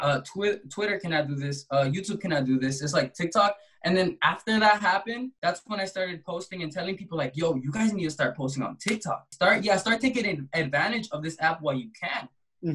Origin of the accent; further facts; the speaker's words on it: Compton, California, United States; I'm an artist from Compton, California